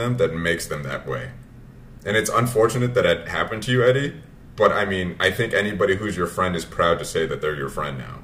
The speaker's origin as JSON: {"language": "English", "country": "United States", "tie": "born or raised there", "said": "My parents came over from Vietnam. But we grew up in America"}